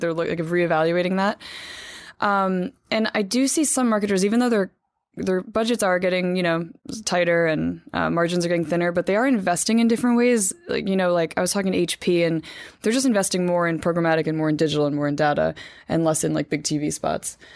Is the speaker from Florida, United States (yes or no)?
no; Hackettstown, New Jersey, United States; moved away; I'm from Hackettstown, New Jersey, born and raised, my parents still live there